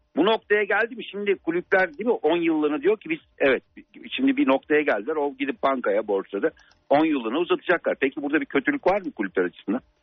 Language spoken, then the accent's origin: Turkish; Turkey; ben kendi ülkem için konuşuyorum